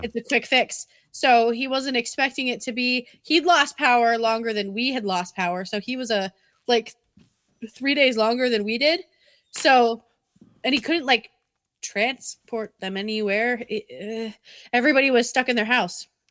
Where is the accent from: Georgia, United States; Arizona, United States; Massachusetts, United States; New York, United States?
Massachusetts, United States; now in Connecticut, United States; I'm also from Massachusetts